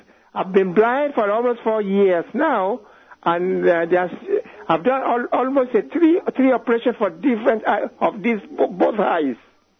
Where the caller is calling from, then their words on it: Germany; Yeah, that's my name. I'm talking from Germany.